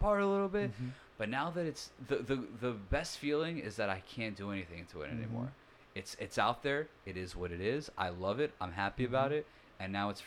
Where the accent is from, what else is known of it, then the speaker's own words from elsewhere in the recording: Rockaway, New York, United States; I grew up in Rockaway